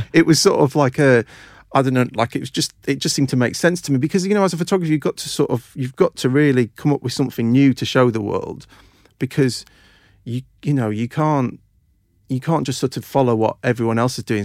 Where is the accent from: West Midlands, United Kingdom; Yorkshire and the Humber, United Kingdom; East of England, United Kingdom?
Yorkshire and the Humber, United Kingdom; a small village near Doncaster; moved away; I grew up in, um, a uh, n, uh, n, sort of small village near Doncaster in South Yorkshire